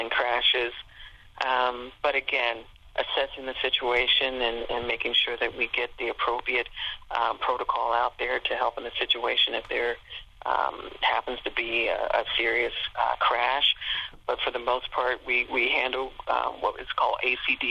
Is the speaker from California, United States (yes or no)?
no; Cincinnati, Ohio, United States; also born or lived in Portsmouth, Ohio; My first assignment was Portsmouth, Ohio, and I'm from Cincinnati, and so I was able to transfer back within a year to my, you know, close to my home area.